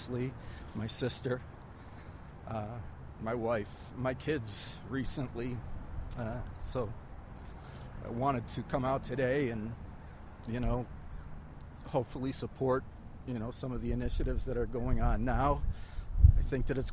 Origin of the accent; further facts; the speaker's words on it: Pavilion, New York, United States; I grew up in Pavilion, New York